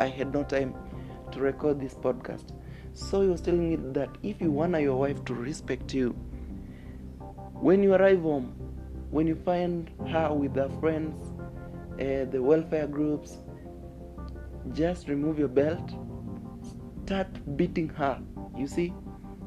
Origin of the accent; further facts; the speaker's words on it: Kenya; I'm a Kenyan, so I got that no accent.